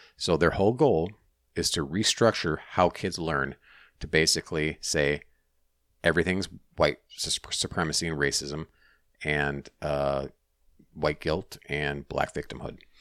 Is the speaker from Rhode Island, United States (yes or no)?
no; Minnesota, United States; I'm from Minnesota, Minnesota school